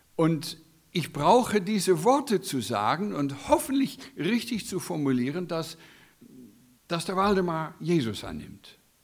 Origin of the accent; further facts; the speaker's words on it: United States; German is a second language; moved away as an adult; now in Germany; als Amerikaner bin Gastarbeiter in eurem wunderbaren Land seit 16 Jahren